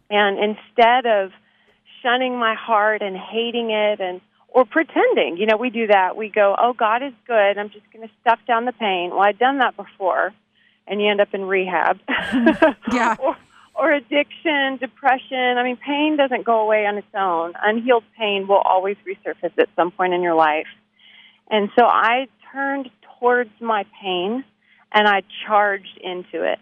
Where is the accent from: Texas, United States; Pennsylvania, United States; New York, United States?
Texas, United States; Abilene; now in Nashville, United States; I'm from Abilene, Texas